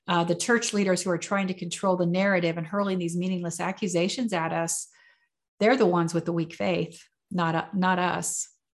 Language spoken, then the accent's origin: English; United States; I was born in America and raised Southern Baptist